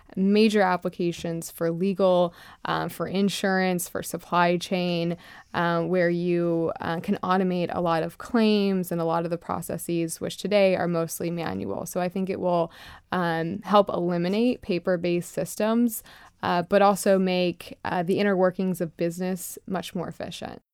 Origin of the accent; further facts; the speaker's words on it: Lakeland, Florida, United States; So I'm from Florida. I grew up in, uh, Lakeland, Florida, a very small, um, rural part of the country